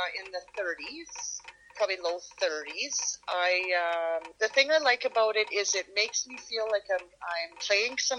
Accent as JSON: {"language": "English", "town": "Big Valley", "region": "Alberta", "country": "Canada", "said": "I am from the big metropolis of Big Valley, Alberta"}